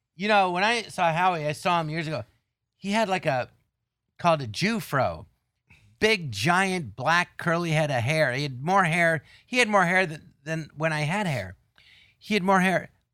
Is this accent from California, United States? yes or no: yes; Tarzana, California, United States; I grew up in Tarzan, and there was an empty lot next door